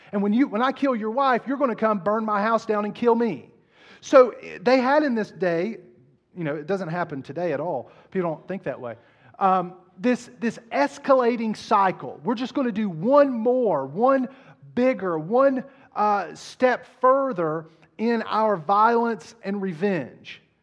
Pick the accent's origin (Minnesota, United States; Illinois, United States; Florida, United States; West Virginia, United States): West Virginia, United States; Southern; I was raised in Southern West Virginia